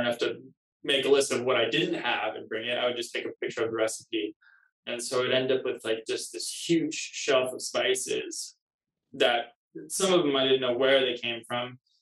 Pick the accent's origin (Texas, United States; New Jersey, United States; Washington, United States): Washington, United States; Kirkland; now in Los Angeles, United States; from Kirkland, Washington, just east of Seattle. Yeah, it's a small town. I guess not that small anymore, but it used to be a small town, just 15 minutes from downtown Seattle. I grew up there.